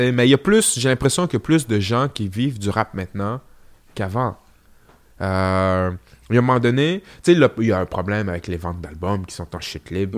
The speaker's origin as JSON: {"language": "French", "town": "Quebec City", "region": "Quebec", "country": "Canada", "said": "pour ce qui est de Québec, je suis là depuis, les débuts"}